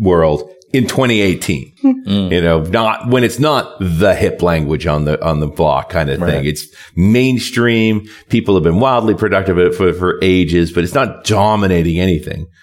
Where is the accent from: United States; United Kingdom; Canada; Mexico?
Canada; I'm a Canadian